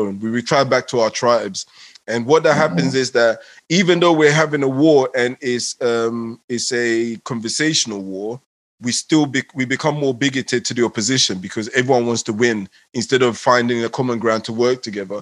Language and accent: English; England, United Kingdom; also born or lived in Ghana; I'm a local boy in England.